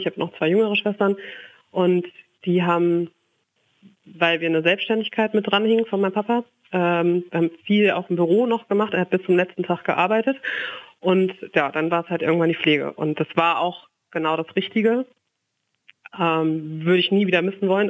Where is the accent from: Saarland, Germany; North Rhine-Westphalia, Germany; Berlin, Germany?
North Rhine-Westphalia, Germany; Lünen; moved away as an adult; now in Frankfurt, Germany; in Lünen in meiner Heimat